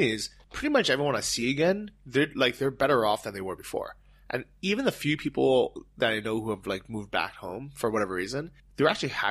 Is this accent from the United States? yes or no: yes; United States; I was born, you know, in the U.S., but I've spoken Chinese to my parents my entire life. So, accent-wise, I'm pretty much a native speaker.